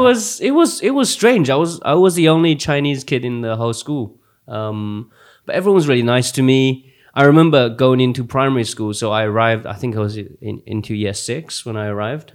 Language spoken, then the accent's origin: English; Essex, East of England, United Kingdom; also born or lived in Xi'an, China / Yangling, China; at the age of nine, uh, in ninety-six, I came over to this country, um, in, in Essex, of all places. So I grew up in Essex.